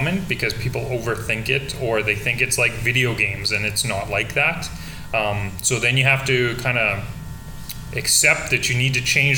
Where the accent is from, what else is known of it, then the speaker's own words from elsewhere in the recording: Saskatoon, Saskatchewan, Canada; moved away as an adult; now in Alberta, Canada; So I grew up in Saskatoon, which is very similar to Lloydminster.